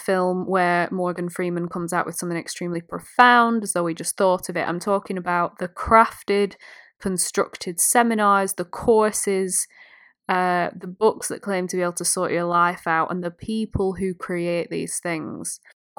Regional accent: United Kingdom; I'm British

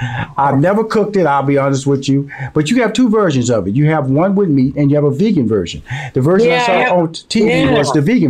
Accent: Houston, Texas, United States; And I'm from Houston, Texas, born and raised. And so I'm a Southern boy.

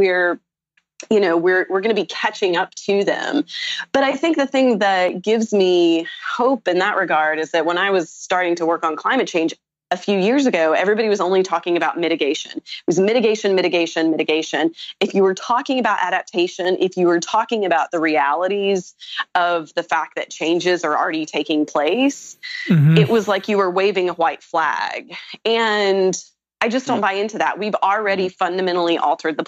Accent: the South, United States; I'm also from the South

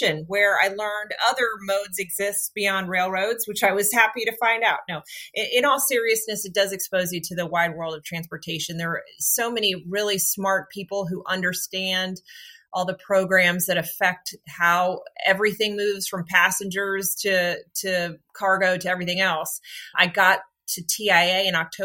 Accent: Washington, District of Columbia, United States; I am a Washington, D.C. native, which we're a rarity because this is a very transient town

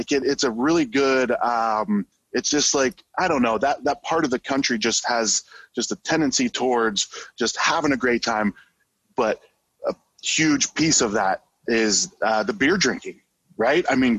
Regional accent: Ohio, United States; now in Arizona, United States; I grew up in Ohio.

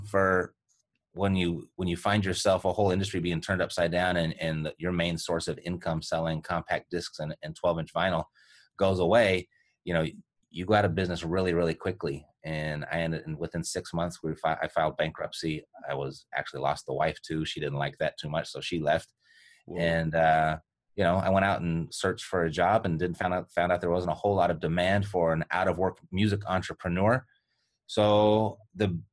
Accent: Los Angeles, California, United States; I was born and raised in Los Angeles, California

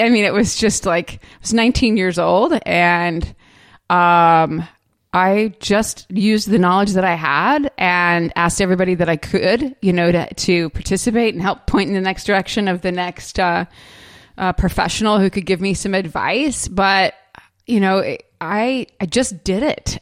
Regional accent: California, United States; moved away as an adult; also born or lived in Orange County; now in Charleston, United States; I grew up in California

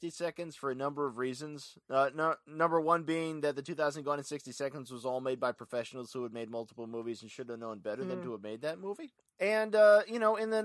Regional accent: Ventura, California, United States; my hometown of Ventura

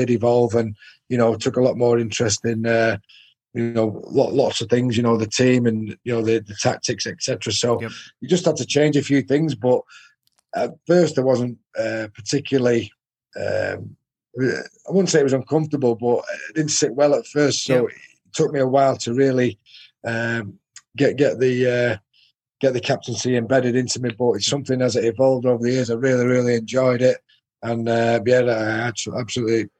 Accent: Salford, North West England, United Kingdom; my hometown club, Salford

